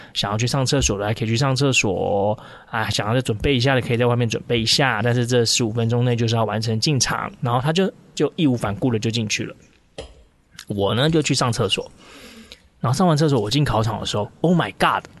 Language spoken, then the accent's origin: Chinese; Taichung, Taiwan; 我们都是台中人嘛